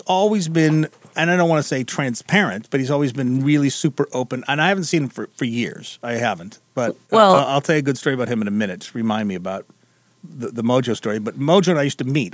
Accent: England, United Kingdom; now in Detroit, United States; growing up in England.

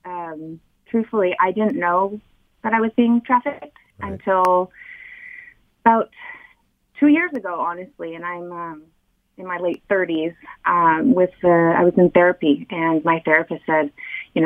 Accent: California, United States; also born or lived in Southeast Michigan; now in Michigan, United States; I'm not originally from Southeast Michigan. I'm actually from California.

